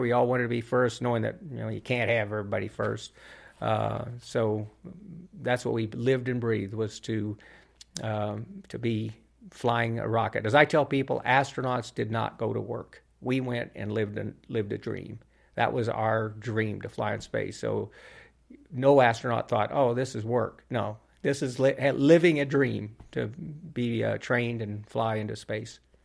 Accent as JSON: {"language": "English", "town": "Albuquerque", "region": "New Mexico", "country": "United States", "tie": "born or raised there", "said": "my hometown, um, here in Albuquerque where I grew up"}